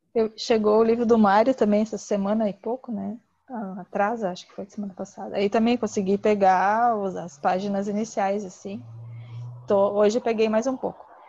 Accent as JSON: {"language": "Portuguese", "town": "Gravataí", "region": "Rio Grande do Sul", "country": "Brazil", "said": "Eu sou Gravataí, é, região metropolitana aqui de Porto Alegre"}